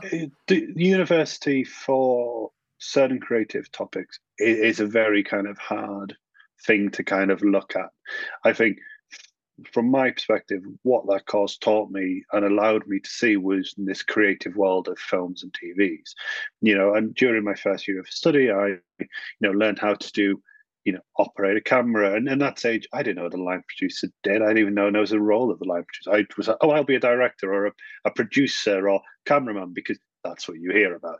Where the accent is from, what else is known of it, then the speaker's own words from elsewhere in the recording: the north of England, United Kingdom; I was very typically a northern lad